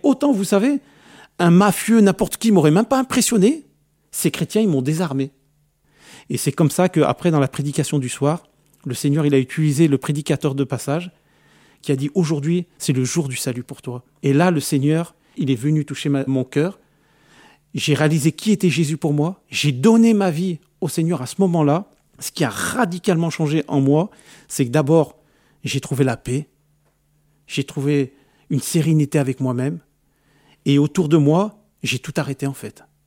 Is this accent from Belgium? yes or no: no; France; je suis né en France, je vais dans mon pays d'origine